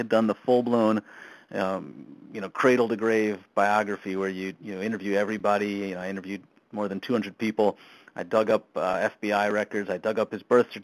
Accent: Spring Valley, New York, United States; also born or lived in Brooklyn, New York; I was there till I was three, and then we moved to up to Spring Valley, that area, Rockland County.

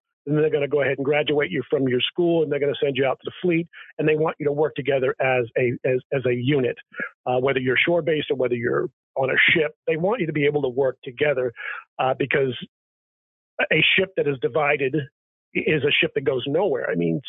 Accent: New England, United States; I come from New England, and New Englanders think like New Englanders, and it's different wherever you are in the country.

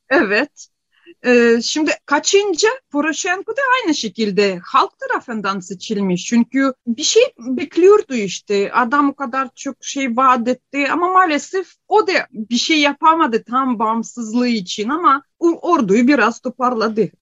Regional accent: Ukraine; born or raised there; first language Ukrainian; Turkish is a second language; moved away as an adult; now in Turkey

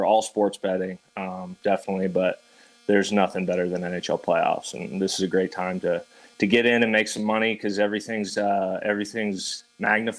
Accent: Colorado, United States; born and raised in Colorado

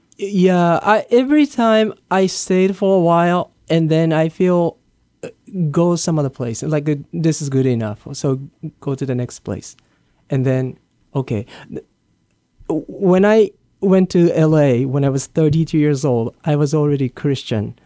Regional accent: Japan; English is a second language; moved away as an adult; also born or lived in Hawaii / New Jersey / San Diego / Los Angeles; now in Guam; I was born and raised in Japan

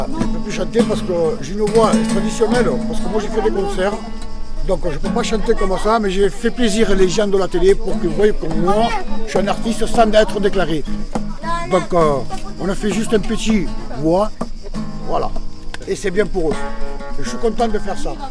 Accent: France; also born or lived in Marseille; Les parents, peut-être, ça, vient de là-bas, mais moi, je suis français carrément

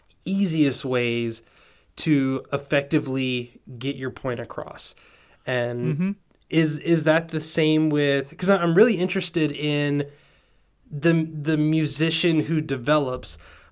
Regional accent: Georgia, United States; born or raised there; also born or lived in Tennessee

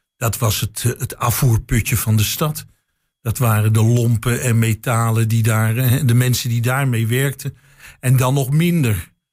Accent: Amsterdam, North Holland, Netherlands; now in Enschede, Netherlands; als Amsterdammer

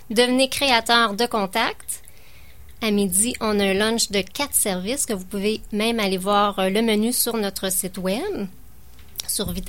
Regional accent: Hawkesbury, Ontario, Canada; Moi, je suis de loin, je suis de l'Ontario.

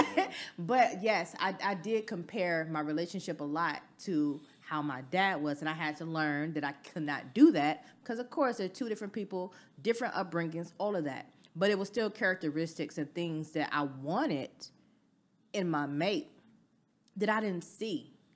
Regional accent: the South, United States; I'm from the South

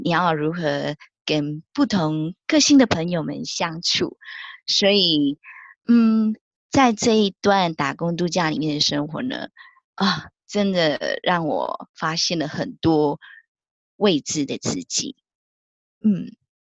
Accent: Malaysia; moved away as an adult; now in New Zealand; 我是来自马来西亚，但居住在纽西兰的

